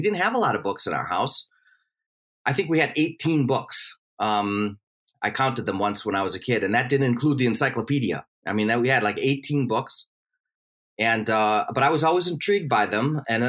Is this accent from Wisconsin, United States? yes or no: yes; Milwaukee, Wisconsin, United States; Well, I was born and raised in Milwaukee, Wisconsin. My dad was a fireman, and my mom was a homemaker. Five children, strongly Catholic.